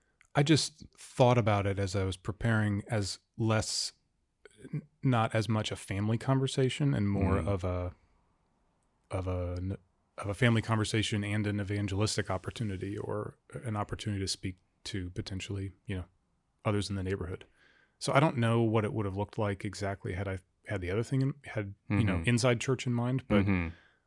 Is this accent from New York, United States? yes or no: no; Fairbanks, Alaska, United States; I grew up in Fairbanks.